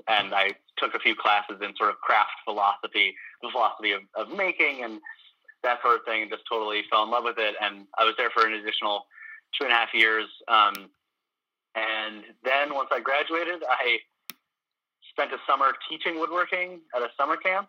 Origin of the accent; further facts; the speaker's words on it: Burlington, Vermont, United States; moved away as an adult; also born or lived in Williston, Vermont / Baltimore, Maryland; now in Washington, United States; I'd lived in Burlington for, you know, other than the 2.5 years I was in Baltimore, I was in Burlington. And, I was born in Williston, so I was there for, you know, the first 7 years of my life